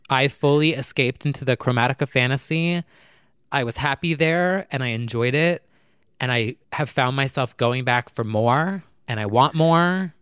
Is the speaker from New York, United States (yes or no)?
no; New Jersey, United States; now I'm from New Jersey.